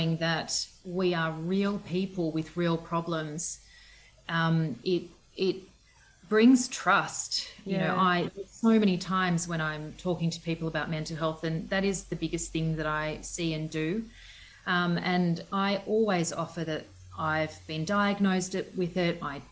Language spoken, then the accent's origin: English; Southern Highlands, New South Wales, Australia; also born or lived in Western Australia / Perth; now in Orange, Australia; I grew up in the Southern Highlands, which is about 3 hours from here